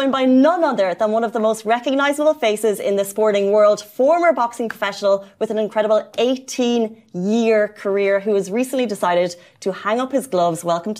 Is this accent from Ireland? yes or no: yes; Dungarvan, Munster, Ireland; Dungarvan is where I'm from.